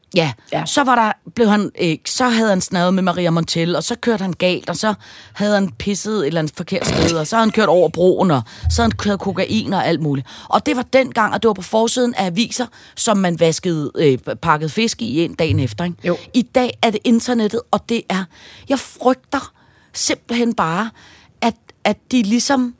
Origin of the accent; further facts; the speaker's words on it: Denmark; jeg er fra Danmark